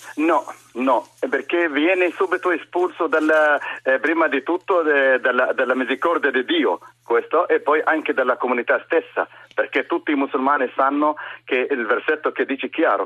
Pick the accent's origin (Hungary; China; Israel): Israel; near Nazareth, Northern District; Italian is a second language; moved away as an adult; also born or lived in Germany; now in Trieste, Italy; sono arabo-israeliano, palestinese israeliano, eh, musulmano, eh, abito in una città vicino a Nazareth